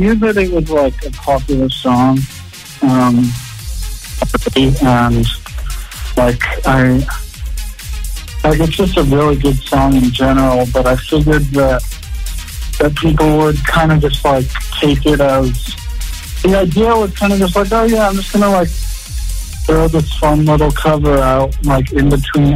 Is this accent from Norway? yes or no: no; Salt Lake City, Utah, United States; I'm from Salt Lake City, which is like, there's just a ton of Mormons like in Utah